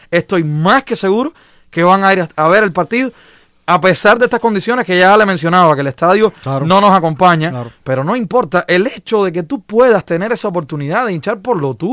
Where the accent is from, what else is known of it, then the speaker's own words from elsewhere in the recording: Matanzas, Cuba; lo digo por mi zona de donde yo vengo. Cuando en Matanzas, hasta el año 2012, la, la, infraestructura con la que cubría el béisbol era prácticamente invisible.